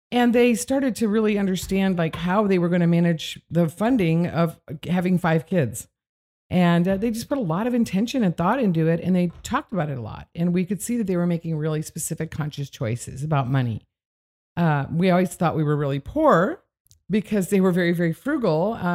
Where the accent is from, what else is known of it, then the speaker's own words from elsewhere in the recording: Midwest, United States; I grew up in the Midwest from with parents that were uh, from the Depression.